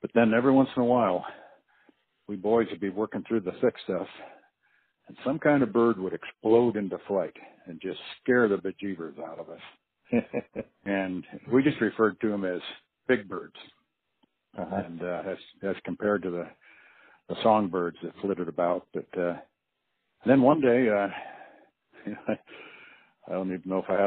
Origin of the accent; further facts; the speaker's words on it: Ossining, New York, United States; now in Alaska, United States; I was a kid from upstate New York and a little town called Ossining along the Hudson River